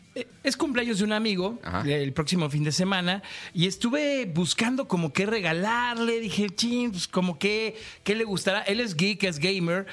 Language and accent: Spanish; Guadalajara, Jalisco, Mexico; yo soy de Guanatos